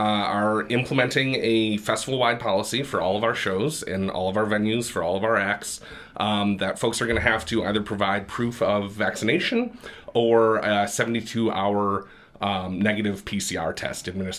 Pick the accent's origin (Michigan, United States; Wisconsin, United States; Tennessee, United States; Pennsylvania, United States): Michigan, United States; Grand Rapids; also born or lived in Boston; Born and raised in Grand Rapids, in the Heritage Hill area, and went to college in Boston at Emerson College.